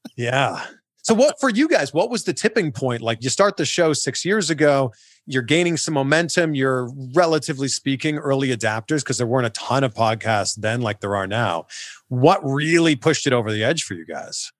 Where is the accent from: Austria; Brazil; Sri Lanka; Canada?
Canada; as a Canadian